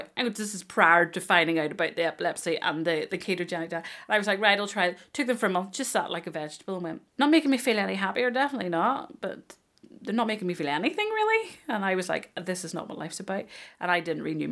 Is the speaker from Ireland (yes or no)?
yes; Ireland; I'm Irish